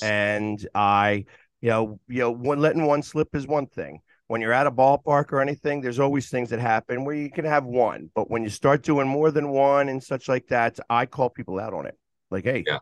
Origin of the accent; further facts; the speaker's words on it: Philadelphia, Pennsylvania, United States; I was born in Philadelphia